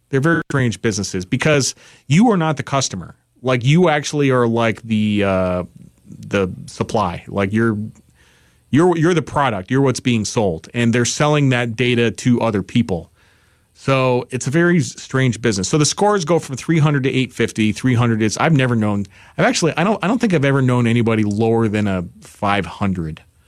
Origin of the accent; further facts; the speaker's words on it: New York, United States; I'm from New York